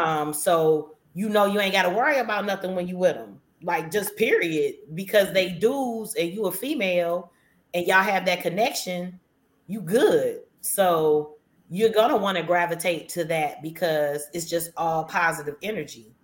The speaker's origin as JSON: {"language": "English", "region": "Midwest", "country": "United States", "said": "I'm from you know the North, as they say, because I'm from the Midwest."}